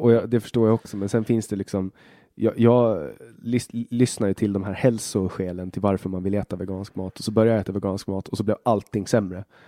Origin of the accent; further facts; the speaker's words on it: Åland Islands; also born or lived in Finland / Sweden; jag kommer från Åland